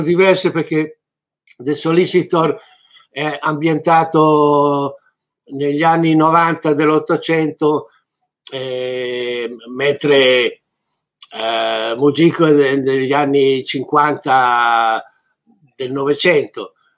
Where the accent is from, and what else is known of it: Italy